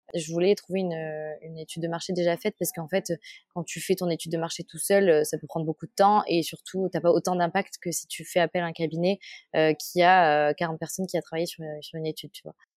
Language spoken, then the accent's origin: French; Toulouse, Occitania, France; j'ai grandi à Toulouse